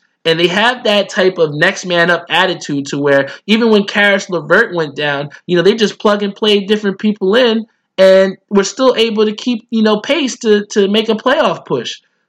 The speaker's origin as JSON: {"language": "English", "region": "New York", "country": "United States", "moved": "yes", "lives_now": "New Jersey, United States", "said": "I'm a New York, you know, I love New York. I'm a New Yorker, you know, till I die. Even though I live in Jersey, I rep New York hard."}